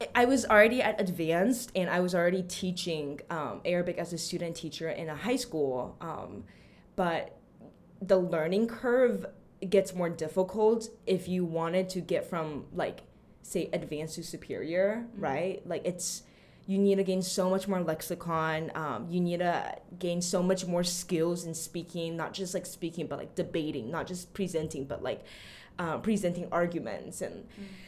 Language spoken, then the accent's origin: English; Austin, Texas, United States; also born or lived in Taichung, Taiwan / Paris, France / Meknes, Morocco; I actually grew up in Taichung until I was seven years old. And then ever since I was seven, I lived in Austin, Texas, and did all my formal and higher education